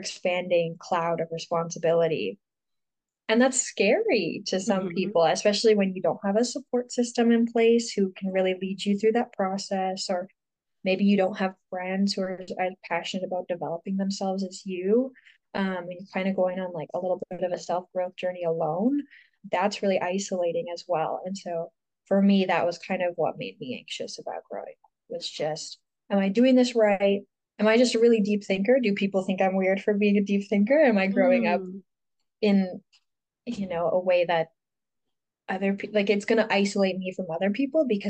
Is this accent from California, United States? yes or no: no; Houghton, Michigan, United States; I'm from Houghton, Michigan, which is like this tiny little town in northern Michigan